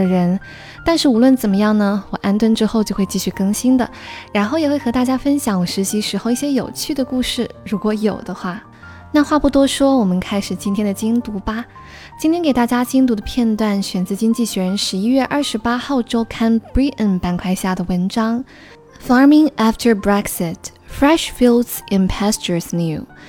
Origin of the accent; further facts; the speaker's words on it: southern China, China; 我作为一个土生土长的南方人，去过最北的城市只是南京